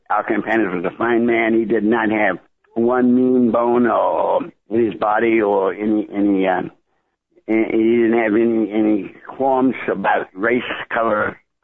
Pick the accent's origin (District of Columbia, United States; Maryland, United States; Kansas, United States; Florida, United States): District of Columbia, United States; Washington; I grew up in Washington, D.C.